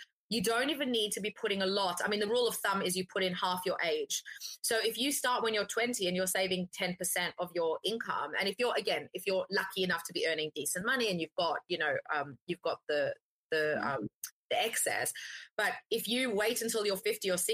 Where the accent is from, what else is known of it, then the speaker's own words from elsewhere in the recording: Australia; I'm Australian, right? I grew up on avo toast